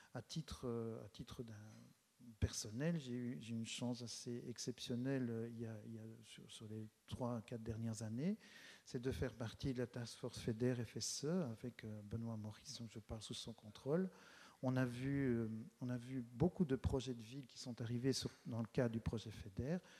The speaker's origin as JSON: {"language": "French", "town": "Charleroi", "region": "Wallonia", "country": "Belgium", "said": "je suis Carolo, même si je n'habite pas la ville de Charleroi, j'habite tout près. Et c'est un choix, j'en parlerai peut-être un peu tout à l'heure, c'est un choix d'être resté, d'être resté ici dans, cette région"}